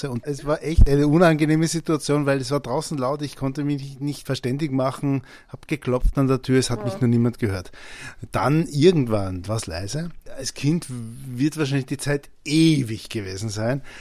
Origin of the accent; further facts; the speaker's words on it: Vienna, Austria; Ich bin mit meinen Eltern ja sehr oft übersiedelt. Ich bin ja in Mauer aufgewachsen.